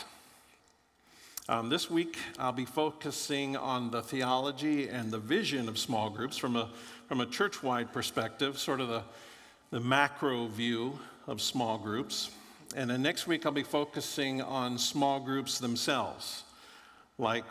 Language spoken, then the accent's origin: English; Florida, United States; moved away; I grew up in Florida